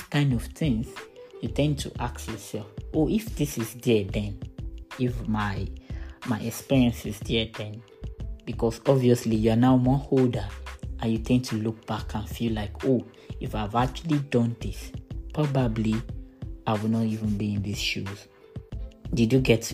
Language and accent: English; Ogun State, Nigeria; I'm from Nigeria. Ogun State is my state of origin. I schooled in Ogun State.